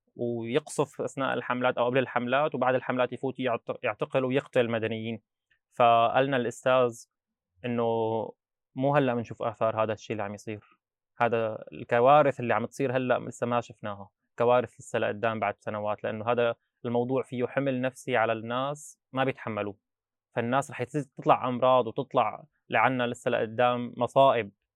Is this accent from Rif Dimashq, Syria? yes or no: yes; Babbila?, Rif Dimashq, Syria; moved away as an adult; also born or lived in Al-Mulayhah; now in Dortmund, Germany; درست للتاسع ببزينه وبعدين عملت الثانويه بالمليحه